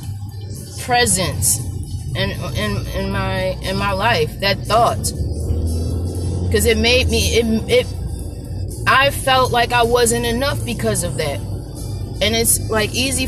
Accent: Baltimore, Maryland, United States; growing up where I grew up in Baltimore City, Maryland

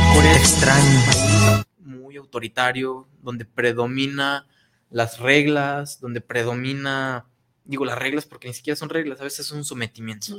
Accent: San Julián, Jalisco, Mexico; moved away as an adult; now in Guadalajara, Mexico; cuando me salí de mi pueblo, yo soy de San Julián, Jalisco, un hermoso pueblito

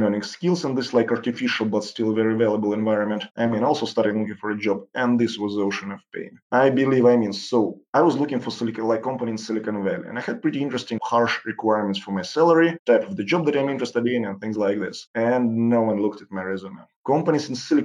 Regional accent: Saint Petersburg, Russia; moved away as an adult; also born or lived in Sunnyvale / San Francisco; I grew up in St. Petersburg city, that's probably one of the most gorgeous cities in the world.

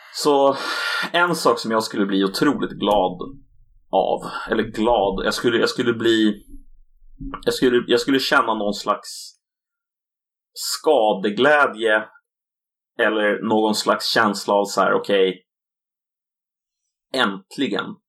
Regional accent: Sweden; den här kulturella identiteten som vi bär på som svenskar, är just svensk

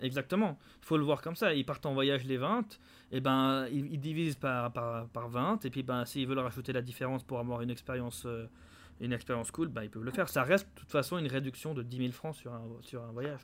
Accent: Geneva, Switzerland; Des Genevois, on est tous de Genève

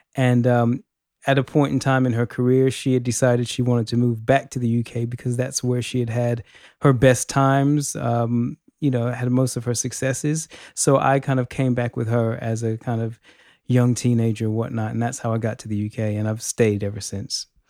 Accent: Los Angeles, California, United States; now in United Kingdom; I'm from Los Angeles originally, um, but I have been in the U K for many, many years

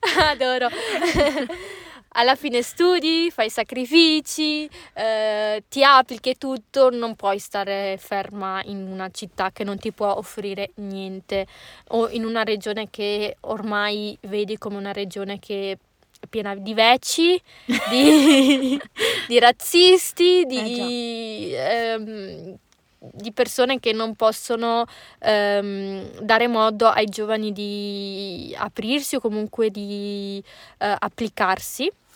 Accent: Legnago / Boschi, Veneto, Italy; sono di Legnacola e di Boschi

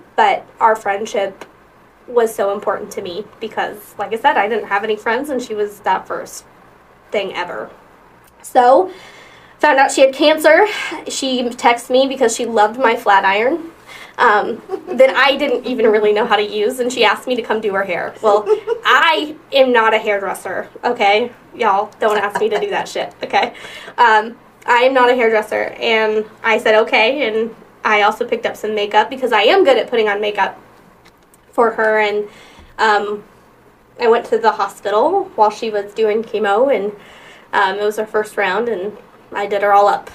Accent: Midwest, United States; now in Omaha, United States; I'm from the Midwest, so um, and like the deep Midwest

